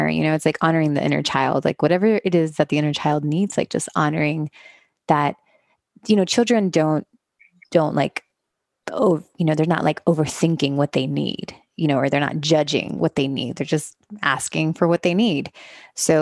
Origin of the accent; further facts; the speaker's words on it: Miami, Florida, United States; moved away as an adult; also born or lived in Los Angeles; I grew up in Miami, Florida. I am the children of Cuban immigrants. So I was raised in a very Cuban traditional community